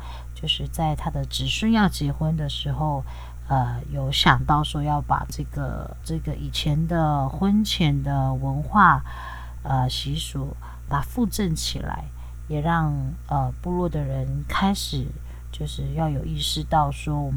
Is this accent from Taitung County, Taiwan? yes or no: yes; Taitung County, Taiwan; 我来自台东大鸟部落